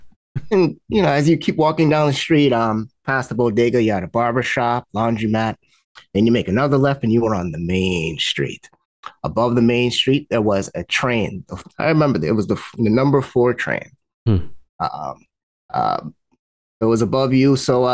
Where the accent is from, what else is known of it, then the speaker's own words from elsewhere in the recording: New York City, New York, United States; also born or lived in Long Island, New York; I grew up, my earliest memories were in the Bronx. I grew up in Bronx, New York, around a lot of tall buildings and, cars parked up and down the street.